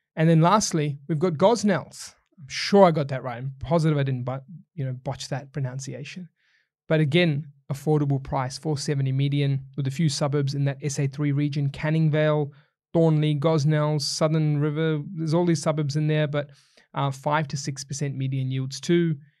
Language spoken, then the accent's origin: English; New Zealand; now in Australia; I'm a Kiwi, not an Aussie